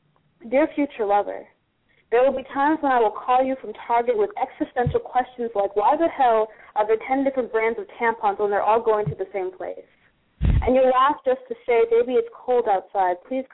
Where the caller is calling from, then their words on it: California, United States; San Fernando Valley, California.